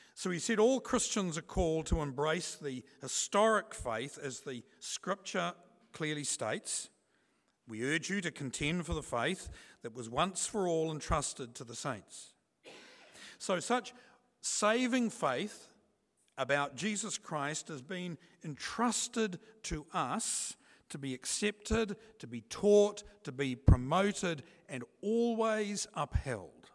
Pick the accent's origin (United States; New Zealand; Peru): New Zealand; here in New Zealand